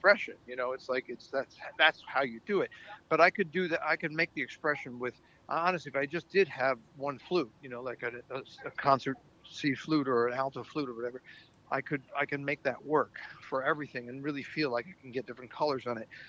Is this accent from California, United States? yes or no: no; New York City, New York, United States; as a New Yorker